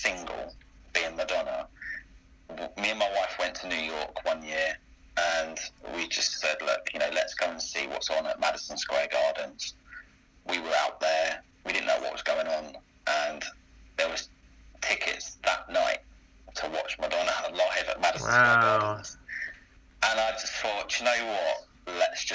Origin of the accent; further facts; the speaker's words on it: Greenford, London, United Kingdom; I'm originally from Greenford in Middlesex.